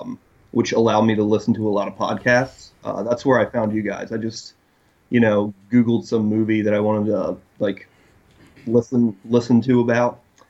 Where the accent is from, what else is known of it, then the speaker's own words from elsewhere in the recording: Poland; now in Lancaster, United States; I'm originally from Poland.